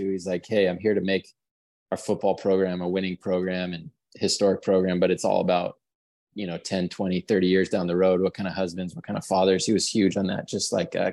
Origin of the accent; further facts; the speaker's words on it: California, United States; born there; I was born up in the Bay Area.